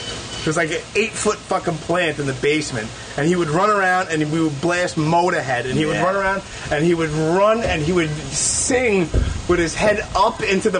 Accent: New York City, New York, United States; I was born and raised in Brooklyn.

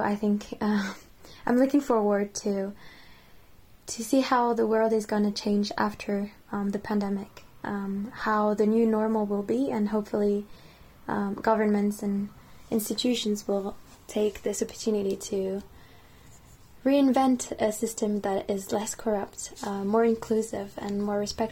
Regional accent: France; now in Bath, United Kingdom; I was born and raised in France, and my parents are Japanese

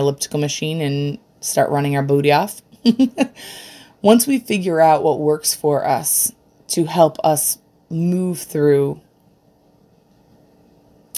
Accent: Rochester, New York, United States; I'm from Rochester, New York

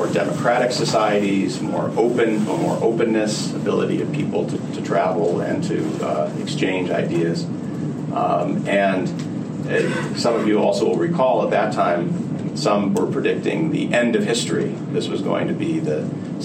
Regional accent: Cleveland, Ohio, United States; my father, a scientist working at NASA in Cleveland, Ohio, where I was born, got involved in a discussion group of people at his synagogue, at the synagogue that I grew up in Cleveland

